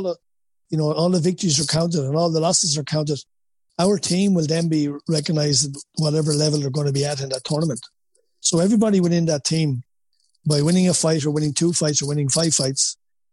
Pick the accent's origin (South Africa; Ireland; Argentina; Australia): Ireland; Wexford, Leinster; accent: Wexford; moved away as an adult; now in United States; my Wexford accent